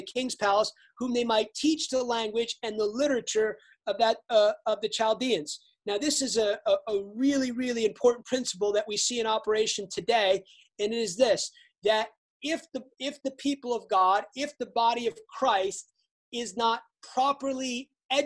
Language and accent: English; United States; obviously I'm American